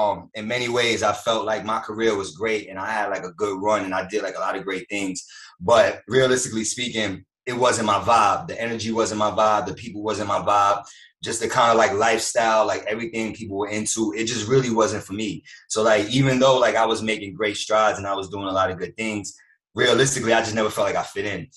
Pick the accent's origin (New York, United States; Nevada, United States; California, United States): New York, United States; New York City; I'm just a New Yorker or a city guy by nature